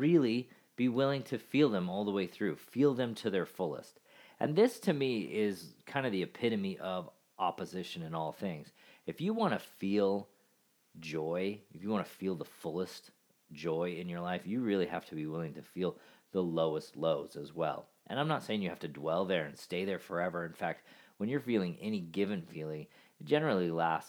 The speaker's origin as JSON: {"language": "English", "region": "Alaska", "country": "United States", "tie": "born or raised there", "said": "I grew up in Alaska"}